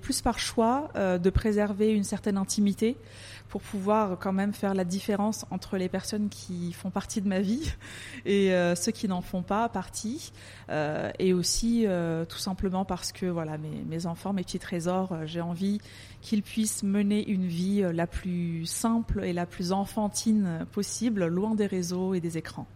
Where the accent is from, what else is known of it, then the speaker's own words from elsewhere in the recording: France; moved away as an adult; also born or lived in Paris; now in Dubai, United Arab Emirates; je suis née en France. Euh, j'ai grandi en France. Je suis d'origine turque